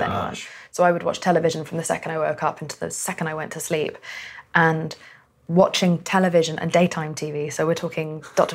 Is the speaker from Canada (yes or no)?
no; United Kingdom; also born or lived in Pakistan; I'm Pakistani and a woman and from Britain